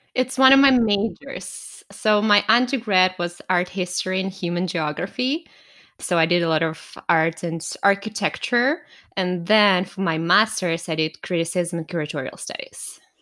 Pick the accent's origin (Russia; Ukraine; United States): Russia; moved away as an adult; now in Canada; I was born in Russia, raised and born there, but I moved to Canada ten years ago